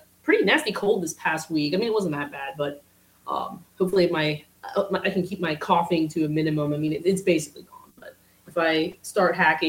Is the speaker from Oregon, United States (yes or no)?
no; Tyrone, Pennsylvania, United States; now in Pittsburgh, United States; I'm originally from Central PA, kind of like in between State College and Altoona